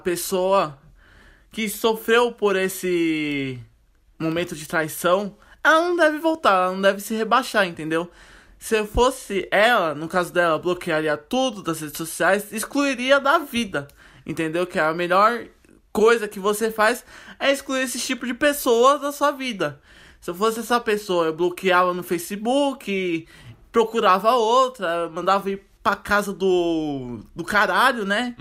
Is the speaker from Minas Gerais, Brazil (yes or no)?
no; São Paulo, Brazil; A gente não era de Pirituba, a gente era da freguesia